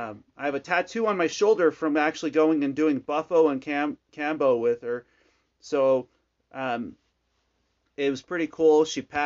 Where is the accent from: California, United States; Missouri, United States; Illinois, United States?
California, United States; now in Arizona, United States; So I came from California to Arizona.